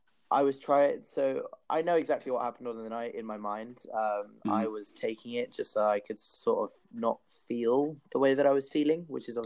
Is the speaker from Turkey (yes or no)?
no; Peru; also born or lived in Australia; so my background is I'm half Peruvian, half English. I grew up in Peru 4 years. And I went in the new year, I decided to go back to Peru.